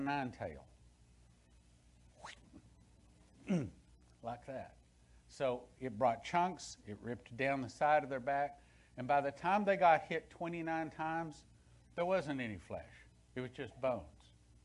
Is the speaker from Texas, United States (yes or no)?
yes; West Texas, United States; when I was a kid, growing up in West Texas